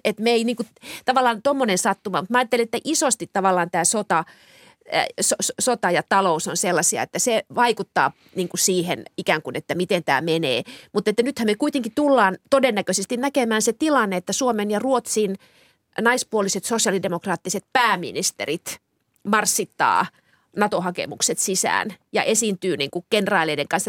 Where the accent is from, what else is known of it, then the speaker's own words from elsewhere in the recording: Kemi, Lapland, Finland; kotikaupunkini Kemi